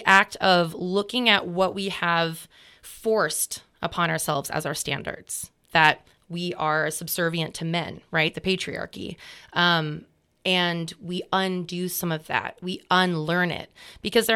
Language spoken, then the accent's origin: English; Sonoma County, California, United States; we grew up in Sonoma County